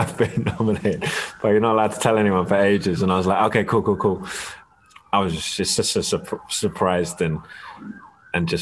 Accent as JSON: {"language": "English", "region": "London", "country": "United Kingdom", "tie": "born or raised there", "also_born_or_lived": "Barnet", "said": "I was born in Barnet Hospital, but moved to Kentish Town pretty soon after"}